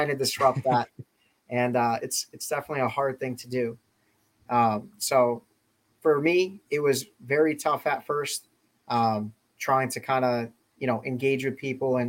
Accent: West Springfield, Massachusetts, United States; moved away as an adult; now in Rhode Island, United States; I'm originally from Western Massachusetts, originally from West Springfield, Mass. I grew up there

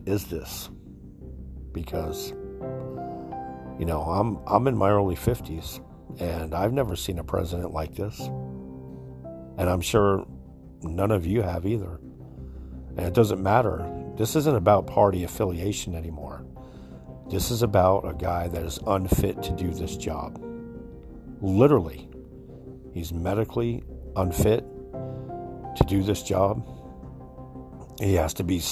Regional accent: New Jersey, United States; now in Florida, United States; I'm from the New Jersey area. I was born there, but I've been here since the late 80s

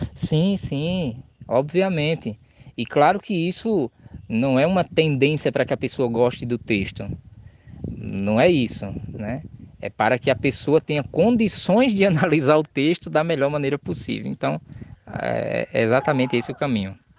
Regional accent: Maceió, Alagoas, Brazil; eu sou de Maceió, sou de Alagoas

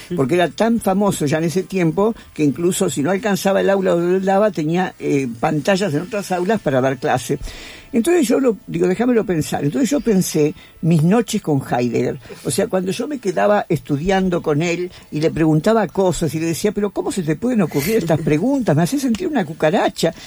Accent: Argentina; yo soy argentina

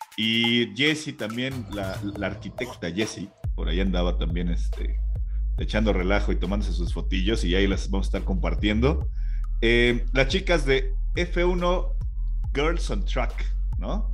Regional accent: Mexico; nosotros como mexicanos

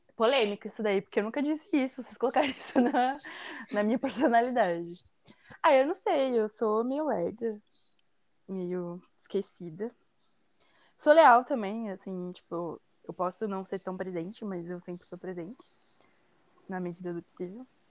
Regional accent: Mogi das Cruzes, São Paulo, Brazil; Eu sou de Mogi das Cruzes, São Paulo

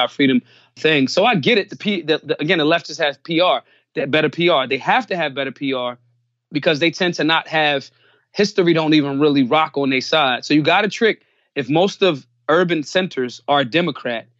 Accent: Philadelphia, Pennsylvania, United States; I'm from Philly, born and raised

